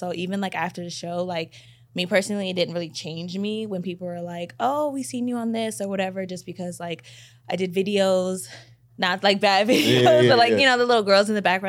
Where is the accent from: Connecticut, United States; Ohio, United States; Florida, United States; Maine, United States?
Connecticut, United States; Waterbury; also born or lived in Bay Area; now in Los Angeles, United States; I'm originally from Waterbury, Connecticut, but I came to L.A. from the Bay Area, so I kind of like... From all over, I guess you can say.